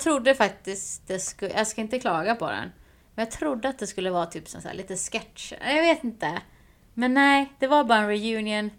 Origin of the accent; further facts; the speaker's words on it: Sweden; moved away; när jag var hemma i Sverige